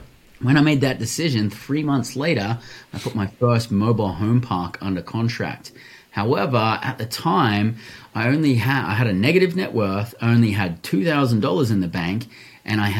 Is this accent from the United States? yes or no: no; Australia; also born or lived in Western Australia; born and raised in Australia